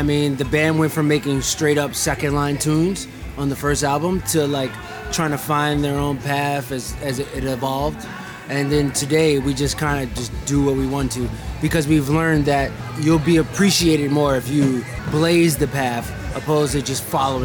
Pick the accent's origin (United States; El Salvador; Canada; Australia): United States; Chicago, Illinois; we're from Chicago